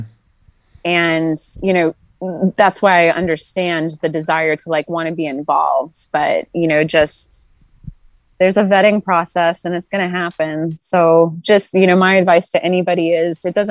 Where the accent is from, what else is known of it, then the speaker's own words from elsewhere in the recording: Tularosa, New Mexico, United States; moved away as an adult; I am from a really small town called Tularosa, New Mexico.